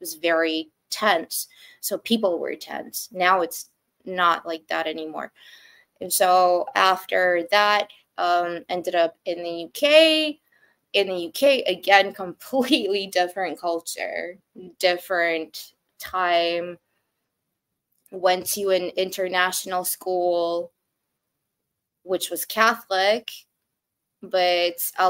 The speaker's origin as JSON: {"language": "English", "town": "Canberra", "region": "Australian Capital Territory", "country": "Australia", "tie": "born or raised there", "also_born_or_lived": "Soviet Union / United Kingdom / Moscow, Russia", "moved": "yes", "said": "I left pretty much when I was like 2 years old, 3 years old, to go and live in Canberra, Australia"}